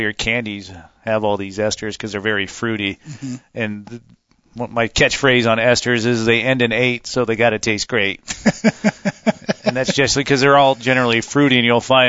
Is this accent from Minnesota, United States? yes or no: no; Yakima, Washington, United States; I grew up in Yakima